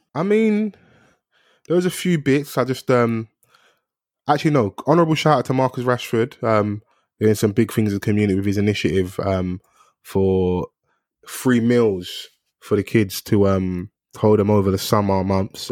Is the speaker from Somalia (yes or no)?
no; London, United Kingdom; I'm from South